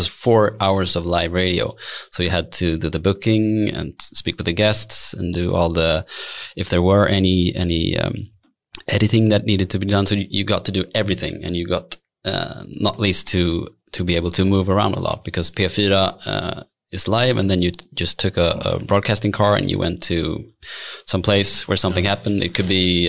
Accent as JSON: {"language": "English", "town": "Stockholm", "region": "Stockholm County", "country": "Sweden", "tie": "born or raised there", "also_born_or_lived": "Gävle", "said": "I'm born and raised in Stockholm"}